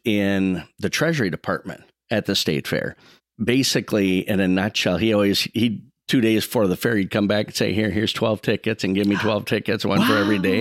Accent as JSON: {"language": "English", "town": "Saint Paul", "region": "Minnesota", "country": "United States", "tie": "born or raised there", "said": "I grew up right in Como Park. I grew up exactly, um, right in the middle between the park and the fair, right by Holy Childhood Church"}